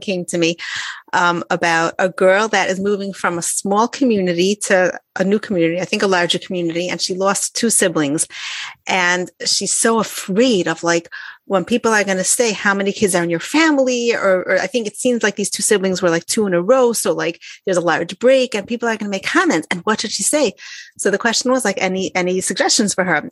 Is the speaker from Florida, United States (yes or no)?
no; Detroit, Michigan, United States; moved away; I'm from out of town. I'm from Detroit